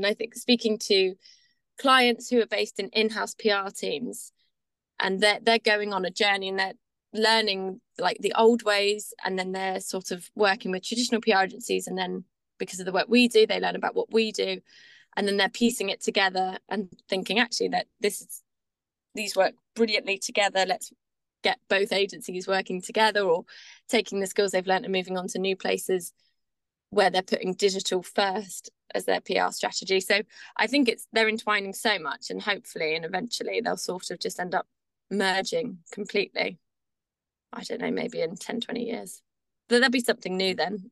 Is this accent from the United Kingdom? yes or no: yes; Devon, South West England, United Kingdom; moved away as an adult; now in Brighton, United Kingdom; I grew up in Devon, small town girl, moved to the big city lights of Brighton